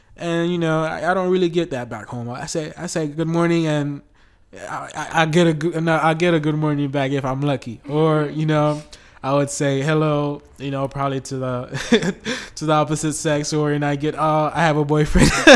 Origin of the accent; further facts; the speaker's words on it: United States; now in Brazil; I'm from the United States